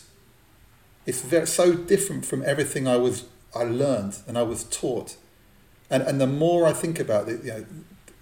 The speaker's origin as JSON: {"language": "English", "region": "London", "country": "United Kingdom", "tie": "born or raised there", "said": "I grew up in Northwest London, Jewish community."}